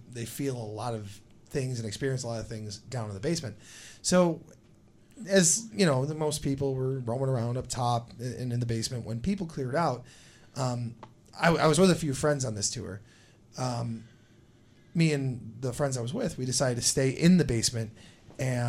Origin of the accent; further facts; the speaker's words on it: West Seneca, New York, United States; I grew up in West Seneca, on the West Seneca side of Indian Church